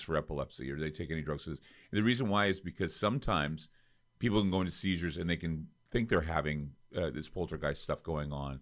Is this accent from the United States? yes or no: yes; Utah, United States; I come from Utah